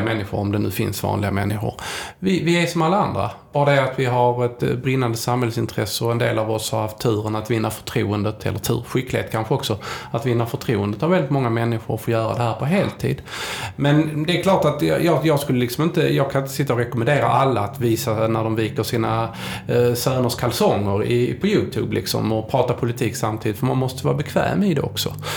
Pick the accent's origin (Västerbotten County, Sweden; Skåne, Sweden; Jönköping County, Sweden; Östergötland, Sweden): Skåne, Sweden; Helsingborg; jag är från Helsingborg